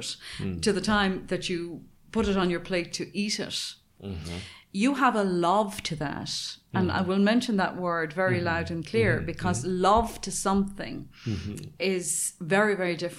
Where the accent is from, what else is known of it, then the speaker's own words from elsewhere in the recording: Ireland; I grew up in Ireland. I lived in the country.